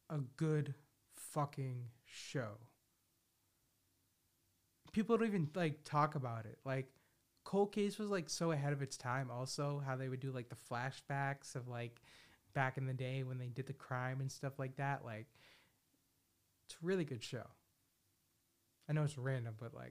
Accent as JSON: {"language": "English", "town": "Philadelphia", "region": "Pennsylvania", "country": "United States", "said": "I'm like from the Philadelphia area."}